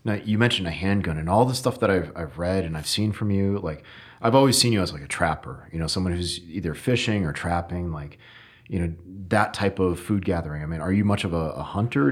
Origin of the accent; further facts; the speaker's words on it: Connecticut, United States; I'm from Connecticut, so northern forest